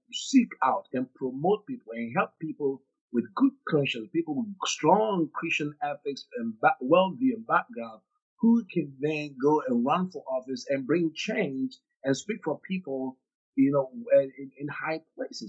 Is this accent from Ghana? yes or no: yes; Ghana; now in United States; I come from originally from Ghana, West Africa. I grew up a majority. I didn't grow up a minority.